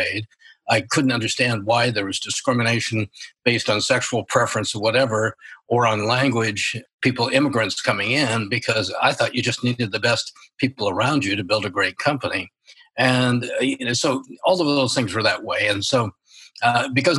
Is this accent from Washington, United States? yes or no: yes; Spokane, Washington, United States; I was born and raised in Spokane, Washington